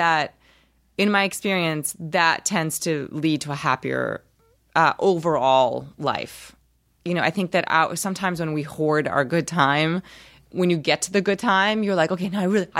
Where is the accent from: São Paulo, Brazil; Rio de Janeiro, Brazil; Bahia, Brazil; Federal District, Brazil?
Rio de Janeiro, Brazil; now in United States; Well, I'm from Rio, and I highly recommend Rio.